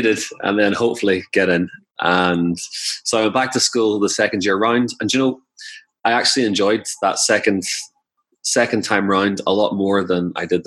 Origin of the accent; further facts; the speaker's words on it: Northern Ireland, United Kingdom; moved away as an adult; also born or lived in Glasgow, Scotland; I'm originally from Ireland, the north of Ireland, and I grew up in a very small town.